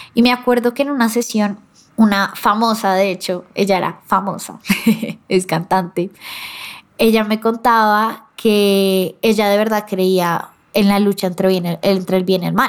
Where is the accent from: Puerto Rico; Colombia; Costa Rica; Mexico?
Colombia; como colombiana que soy yo